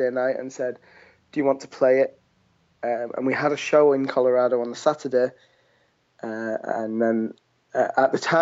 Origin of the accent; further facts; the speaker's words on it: Leeds, Yorkshire and the Humber, United Kingdom; we're a band from Leeds, two brothers